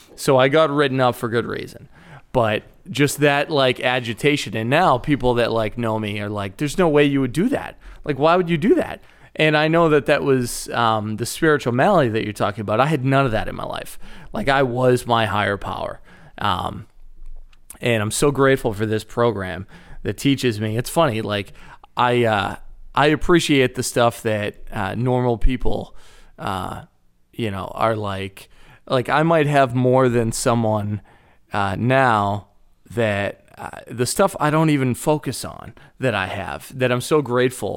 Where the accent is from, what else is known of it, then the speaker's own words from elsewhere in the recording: Boston, Massachusetts, United States; accent: thick Boston; moved away as an adult; also born or lived in Chicago / Iowa; grew up in Boston, Massachusetts, and I, growing up, I didn't think I had a really thick Boston accent.